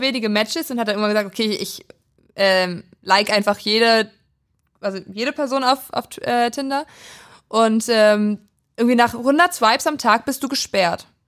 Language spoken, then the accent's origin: German; Prignitz, Brandenburg, Germany; in meinem Heimatdorf